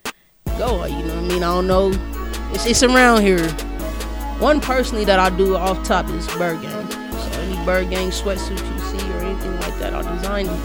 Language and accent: English; New York, United States; now in Denver, United States; I'm from New York